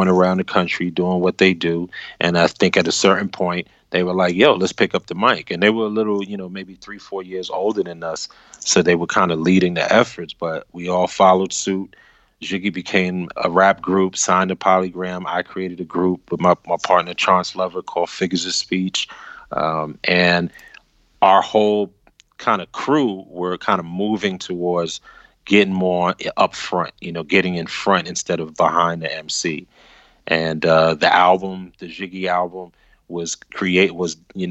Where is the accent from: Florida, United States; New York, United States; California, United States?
New York, United States; New York City; born or raised there; also born or lived in Brooklyn